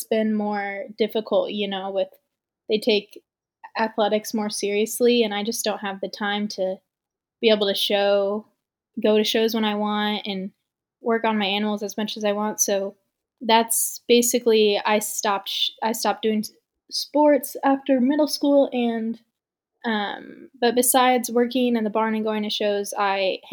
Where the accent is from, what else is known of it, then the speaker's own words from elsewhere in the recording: Dunlap, Iowa, United States; I'm from Dunlap, Iowa.